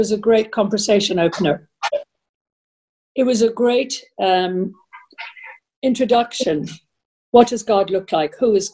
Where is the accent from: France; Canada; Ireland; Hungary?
Ireland; I'm Irish.